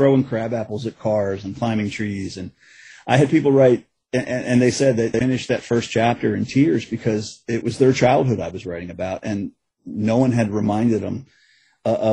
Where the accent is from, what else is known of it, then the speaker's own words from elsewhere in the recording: Edgewood, Maryland, United States; my hometown